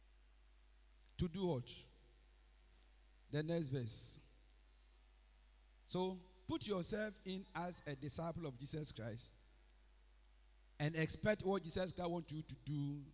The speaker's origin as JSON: {"language": "English", "country": "Ghana", "tie": "born or raised there", "moved": "as an adult", "lives_now": "Accra, Ghana", "said": "I lived my life all in village. I finished sixth form in 1985. I came to Accra in 1986"}